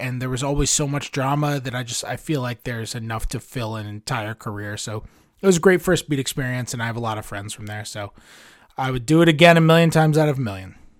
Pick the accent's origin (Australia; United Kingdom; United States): United States; New York; I'm a Jew from New York